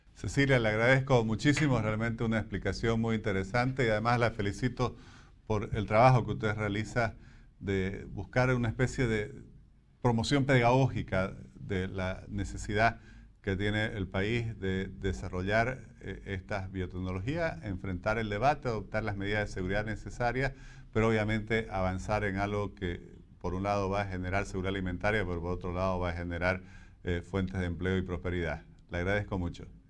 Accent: Bolivia

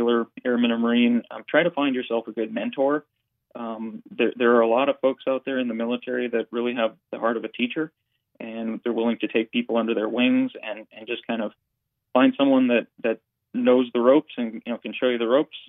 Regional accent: Fargo, North Dakota, United States; also born or lived in Kings Point, New York; now in Washington, D.C., United States; I grew up in Fargo

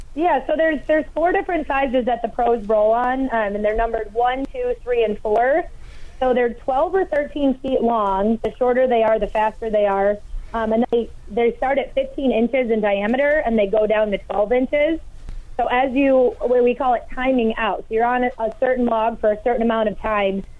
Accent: Hayward, Wisconsin, United States; I grew up in Hayward

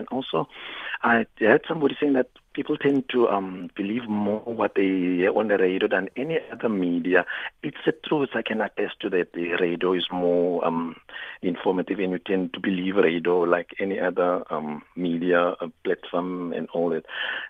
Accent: Cape Town, Western Cape, South Africa; English is a second language; also born or lived in Swellendam; Actually, I'm a resident of Cape Town. I'm in Swellendam now

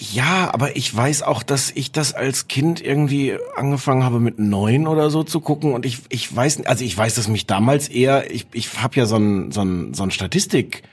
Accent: Osnabrück, Lower Saxony, Germany; weil ich komme aus Osnabrück, da hört man dann den NDR

